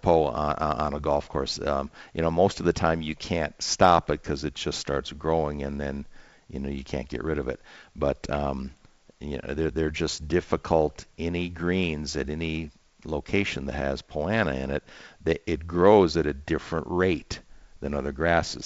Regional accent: the upper Midwest, United States; growing up in the Midwest

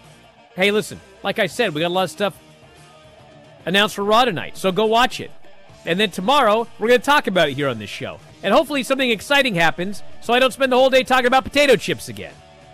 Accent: Pacific Northwest, United States; I'm from the Pacific

